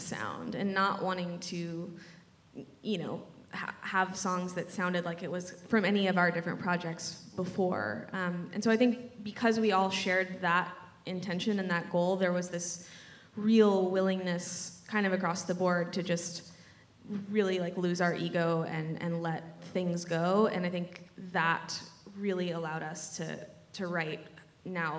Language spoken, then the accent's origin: English; just outside of Austin, Texas, United States; I grew up in Texas, just outside of Austin